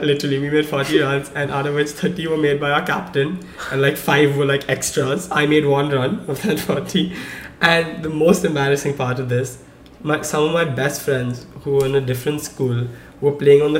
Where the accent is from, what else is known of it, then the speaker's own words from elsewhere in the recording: India; moved away; growing up in India, you know, I played cricket